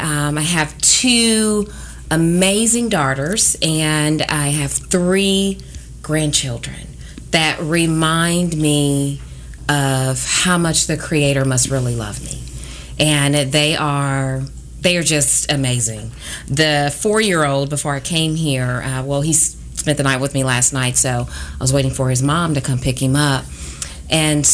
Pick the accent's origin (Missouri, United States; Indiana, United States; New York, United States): Missouri, United States; Kansas City; I am a native of Kansas City, born and raised. I have never lived anywhere else